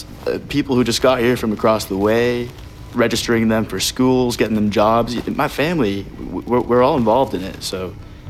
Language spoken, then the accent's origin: English; Henderson, Texas, United States; Henderson. Texas.